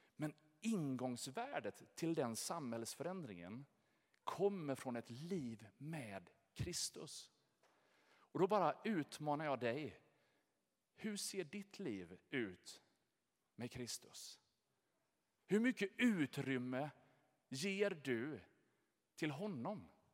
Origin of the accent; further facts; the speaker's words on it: Jönköping, Jönköping County, Sweden; Jag är född här i Jönköping, jag har Ljungarum i mitt pass, jag har bott innanför Sveriges gränser hela mitt liv.